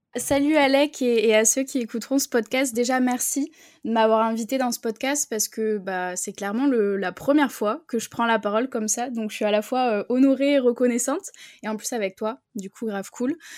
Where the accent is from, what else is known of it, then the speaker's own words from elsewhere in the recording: Bordeaux, Nouvelle-Aquitaine, France; moi, je viens de Bordeaux